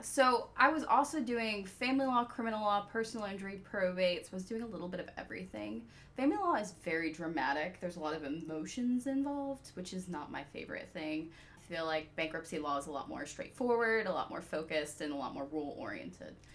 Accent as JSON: {"language": "English", "town": "Peachtree City", "region": "Georgia", "country": "United States", "tie": "born or raised there", "also_born_or_lived": "South Africa / Jacksonville, Florida", "said": "I was born in South Africa, moved to the US when I was six years old. So, I am the daughter of immigrants. Um, I grew up in Peachtree City, Georgia"}